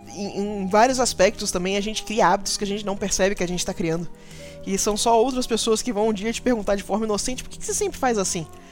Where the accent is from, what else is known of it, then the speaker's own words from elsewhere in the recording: Macaé, Rio de Janeiro, Brazil; eu fui criada no interior. Eu, fui criada, eu sou do Rio uhum. e eu uhum. fui criada numa cidade chamada Macaé